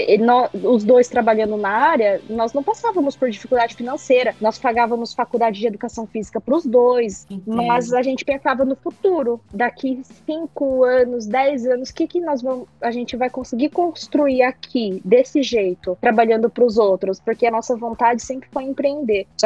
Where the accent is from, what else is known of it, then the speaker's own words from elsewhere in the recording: Japan; born there; Eu nasci aqui no Japão, né? Ah. Minha mãe me teve aqui, eu nasci aqui.